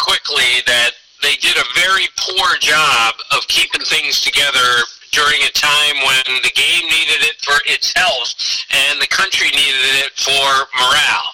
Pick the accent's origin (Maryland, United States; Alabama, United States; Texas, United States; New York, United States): Maryland, United States; Montgomery County; he and I grew up in Montgomery County, Maryland.